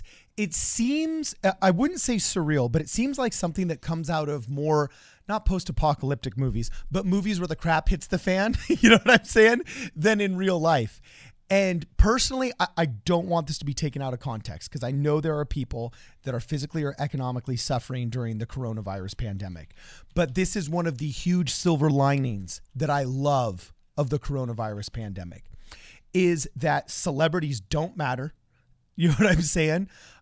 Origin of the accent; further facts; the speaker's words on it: California, United States; I am a homeland guy also, and California is my state.